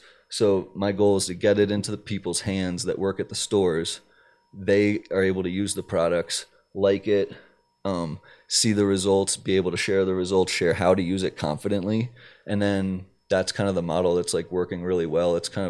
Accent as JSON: {"language": "English", "region": "Maryland", "country": "United States", "said": "Like I'm from Maryland"}